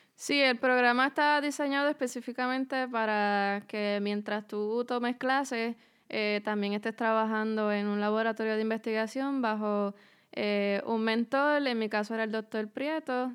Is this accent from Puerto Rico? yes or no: yes; Naranjito, Puerto Rico; moved away as an adult; now in Philadelphia, United States; Pues yo soy del pueblo de Naranjito en Puerto Rico. Eh, allí crecí, eh, me crié